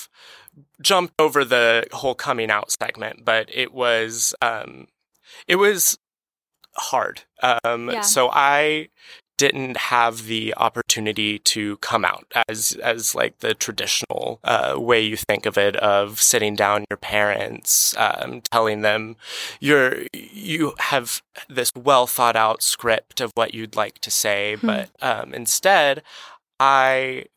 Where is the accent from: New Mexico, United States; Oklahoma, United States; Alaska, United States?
Oklahoma, United States; Moore; also born or lived in Bartlesville, Oklahoma; I was born in Bartlesville, Oklahoma, and grew up in Moore, Oklahoma